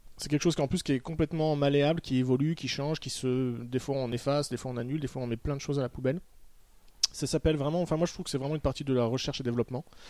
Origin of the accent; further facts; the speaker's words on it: Toulouse, Occitania, France; je suis né à Toulouse